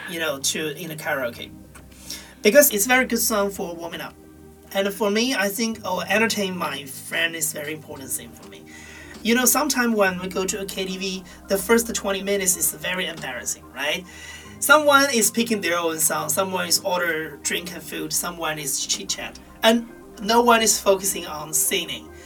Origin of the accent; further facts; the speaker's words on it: Argentina; people know I'm from Argentina, so they love to hear me singing this song.